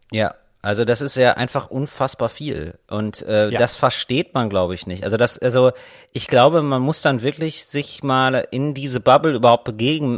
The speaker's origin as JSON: {"language": "German", "country": "Germany", "said": "wir alle Bayern sind und wir uns ja als Deutsche verstehen"}